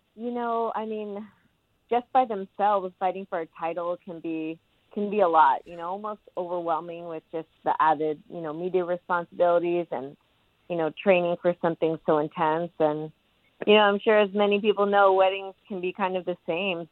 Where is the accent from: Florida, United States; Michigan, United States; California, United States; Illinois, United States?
California, United States; my home state of California